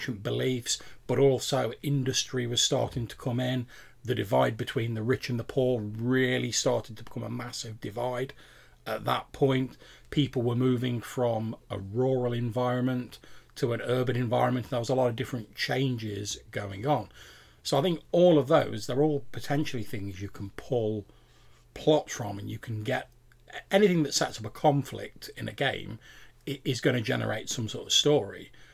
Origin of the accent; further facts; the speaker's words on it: United Kingdom; we're British